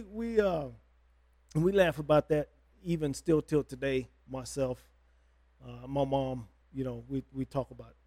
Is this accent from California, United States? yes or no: yes; San Diego, California, United States; born and raised in San Diego, so in the city